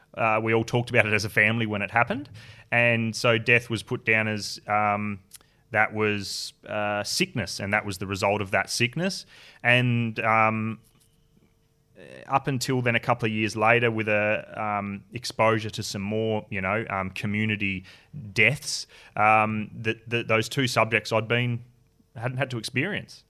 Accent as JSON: {"language": "English", "region": "Tasmania", "country": "Australia", "tie": "born or raised there", "moved": "yes", "said": "born and bred in Tassie. Yeah, so look, I grew up there"}